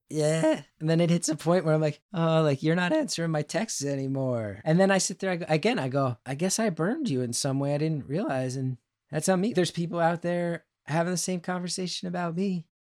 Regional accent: New Jersey, United States; born or raised there

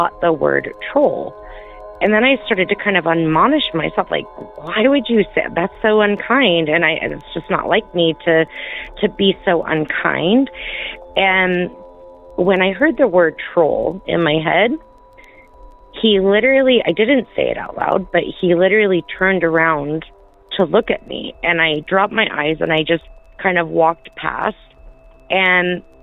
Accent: St. George, Utah, United States; I am from St. George, Utah

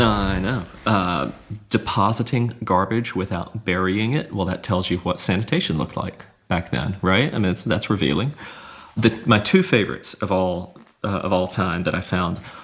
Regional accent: Hattiesburg, Mississippi, United States; moved away as an adult; the city of Hattiesburg, which is my hometown

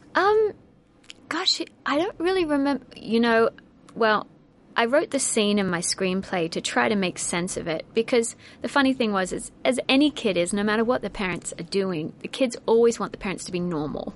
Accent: Australia; moved away as an adult; now in United States; growing up in Australia at that time

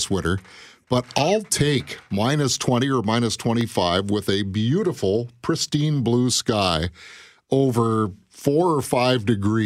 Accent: West Coast, British Columbia, Canada; now in Manitoba, Canada; growing up on the West Coast

